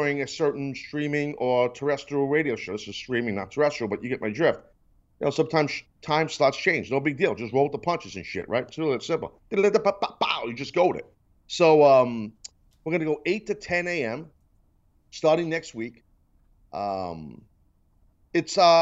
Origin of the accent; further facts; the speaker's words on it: New York, United States; a New Yorker